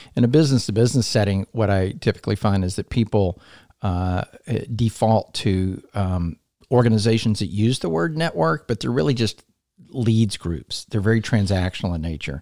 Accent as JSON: {"language": "English", "town": "Columbia", "region": "South Carolina", "country": "United States", "tie": "born or raised there", "also_born_or_lived": "Atlanta, Georgia", "said": "I grew up here in Columbia."}